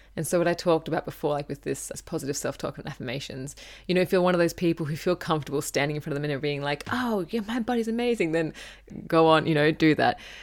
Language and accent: English; Gold Coast, Queensland, Australia; I grew up on the Gold Coast in Surfers Paradise